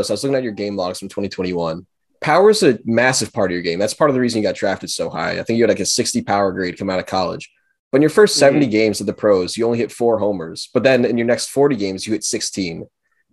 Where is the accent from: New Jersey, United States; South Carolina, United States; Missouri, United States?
New Jersey, United States; me and Ayn, we're both from New Jersey. We played high school ball in New Jersey